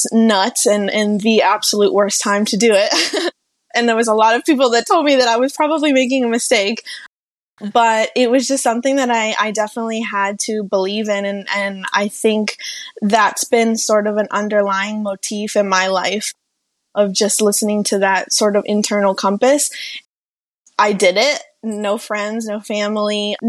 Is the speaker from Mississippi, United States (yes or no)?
no; Pittsburgh, Pennsylvania, United States; moved away as an adult; also born or lived in Mexico; now in New York, United States; I was born in Mexico and I came to the United States when I was 4 years old. And my family moved to the Pittsburgh area, Pittsburgh, Pennsylvania.